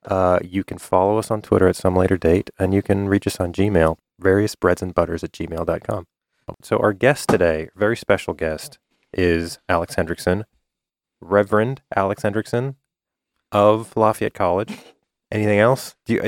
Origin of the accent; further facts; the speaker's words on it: Canada; also born or lived in North Carolina / eastern Pennsylvania; now in Pennsylvania, United States; I'm Canadian